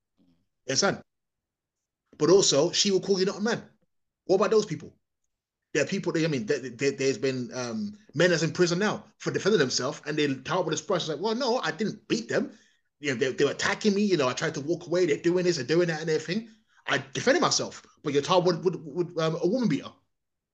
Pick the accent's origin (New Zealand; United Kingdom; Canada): United Kingdom; England; I'm a foreigner, whether I like it or not. My origins aren't from here